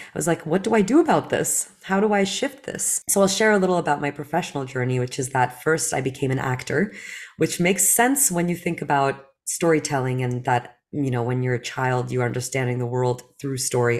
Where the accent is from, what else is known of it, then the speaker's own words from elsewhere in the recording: New Jersey, United States; English is a second language; also born or lived in Belarus; as a woman growing up in New Jersey